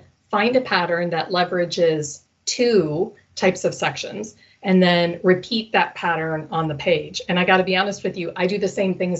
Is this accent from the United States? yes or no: yes; Minnesota, United States; I'm from Minnesota.